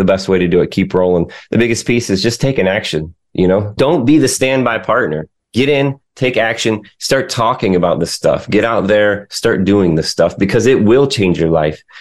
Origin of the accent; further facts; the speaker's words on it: Michigan, United States; now in the Carolinas, United States; I grew up in Michigan